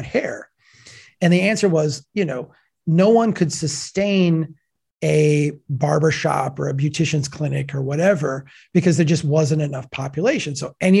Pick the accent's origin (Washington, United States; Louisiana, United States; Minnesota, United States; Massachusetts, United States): Minnesota, United States; Brainerd; Brainerd, Minnesota, my hometown.